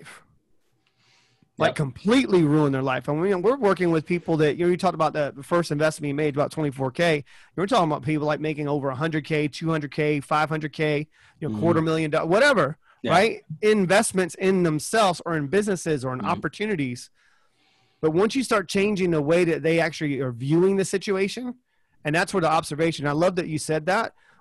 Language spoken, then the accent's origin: English; Charleston, South Carolina, United States; moved away; Charleston, South Carolina, is where I'm from originally.